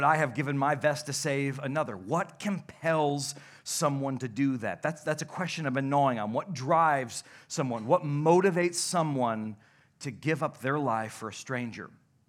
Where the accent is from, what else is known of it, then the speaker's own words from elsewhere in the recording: Nuevo, United States; Listen, everybody, I'm from Nuevo. We didn't have $1 million in the whole county, okay?